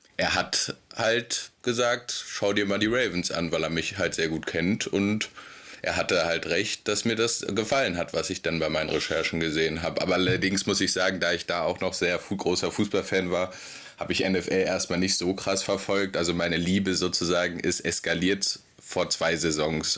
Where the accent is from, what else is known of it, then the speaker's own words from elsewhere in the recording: Berlin, Germany; ich komme aus Berlin